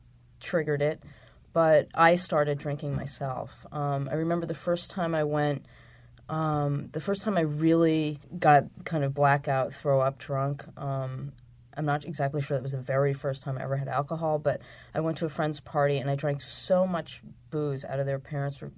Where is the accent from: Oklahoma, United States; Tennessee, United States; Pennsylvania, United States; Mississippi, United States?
Pennsylvania, United States; outside of Philadelphia; born or raised there